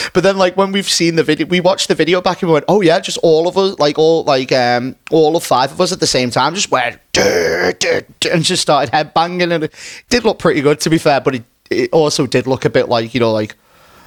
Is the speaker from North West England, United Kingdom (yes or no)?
yes; Runcorn, North West England, United Kingdom; my hometown. So like in Runcorn